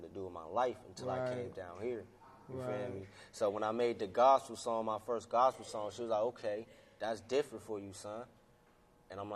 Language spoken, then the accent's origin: English; Warren, Ohio, United States; also born or lived in Pennsylvania; I was born in Ohio, Warren, on the east side